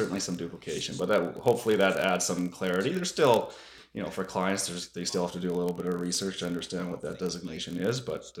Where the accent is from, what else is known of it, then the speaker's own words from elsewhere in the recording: Campbell River, British Columbia, Canada; also born or lived in Williams Lake; But I certainly consider Campbell River my hometown, and now I have a beautiful wife and two wonderful boys that we are raising in Campbell River.